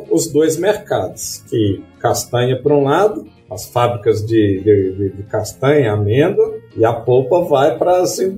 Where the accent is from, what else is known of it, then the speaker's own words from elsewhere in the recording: Southeast, Brazil; eu, eu, eu falou no início, eu também vim do Sudeste.